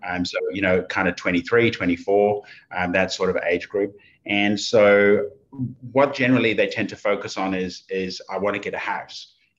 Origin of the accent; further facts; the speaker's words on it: Oxford, South East England, United Kingdom; accent: Oxford English; moved away as an adult; now in Australia; But it used to be pretty, you know, pretty Oxford, England kind of accent before.